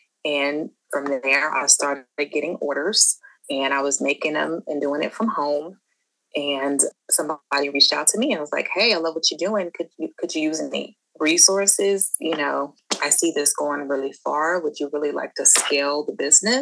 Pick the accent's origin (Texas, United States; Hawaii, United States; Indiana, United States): Texas, United States; Dallas; also born or lived in Hampton, Virginia / New York; I'm originally from Dallas, Texas